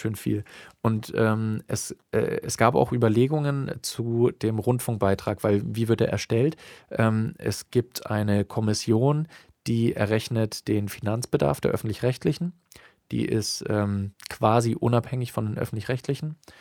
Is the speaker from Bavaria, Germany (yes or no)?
yes; Bavaria, Germany; bei uns in Bayern